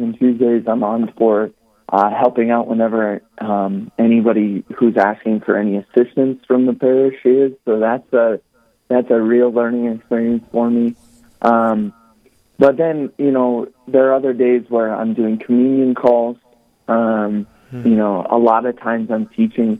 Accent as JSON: {"language": "English", "town": "Rapid City", "region": "South Dakota", "country": "United States", "tie": "born or raised there", "said": "I'm from Rapid City, South Dakota."}